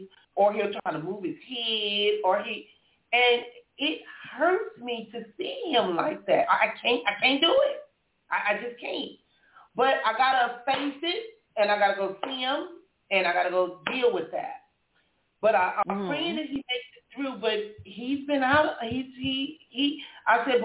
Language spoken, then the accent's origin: English; Compton, California, United States; moved away; I'm from Compton and all of this, I'm in Compton at least once a week